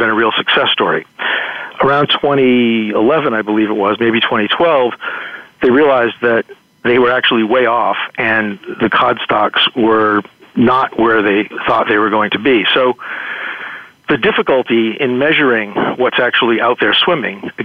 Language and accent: English; New Bedford, Massachusetts, United States; I grew up in New Bedford, Massachusetts